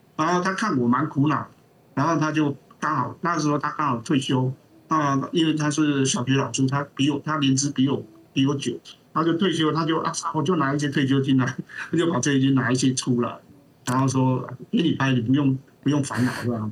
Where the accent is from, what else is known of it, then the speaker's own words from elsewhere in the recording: Taiwan; 我们这边台湾多台风，多土石流